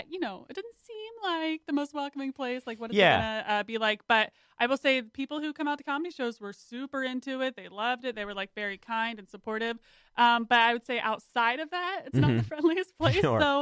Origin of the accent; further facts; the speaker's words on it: Gettysburg, Pennsylvania, United States; also born or lived in Lancaster, Pennsylvania / Philadelphia; that's where I was born. I grew up in Gettysburg area. So I'm like more the Amish folk